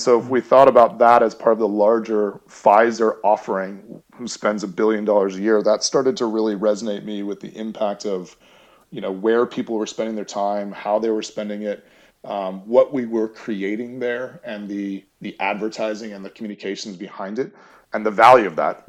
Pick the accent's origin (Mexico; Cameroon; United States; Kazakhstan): United States; Chelmsford, Massachusetts; I'm originally from outside Boston. I grew up in Chelmsford, Massachusetts